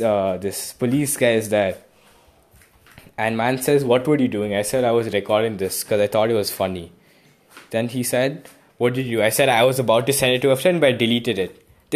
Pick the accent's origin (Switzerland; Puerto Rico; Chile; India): India; Kolkata, West Bengal; I said I'm from Kolkata.